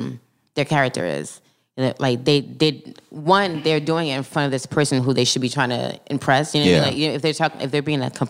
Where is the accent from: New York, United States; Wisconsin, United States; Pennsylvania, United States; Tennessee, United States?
New York, United States; New York City; accent: Brooklyn; my Brooklyn accent comes out